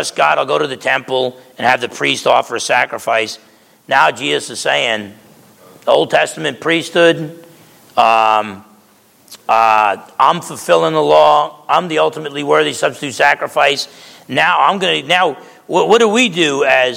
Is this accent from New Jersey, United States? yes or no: yes; New Jersey, United States; moved away; back in Jersey, if they called you Tiny, you weren't Tiny